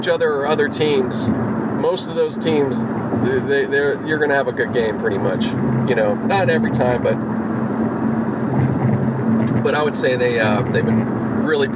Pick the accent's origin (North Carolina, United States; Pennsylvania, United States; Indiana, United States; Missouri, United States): Pennsylvania, United States; Pittsburgh; now in Los Angeles, United States; I grew up out in Pittsburgh. That's my hometown